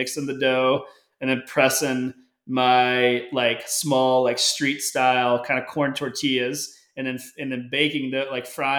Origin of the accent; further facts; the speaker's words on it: United States; I am an American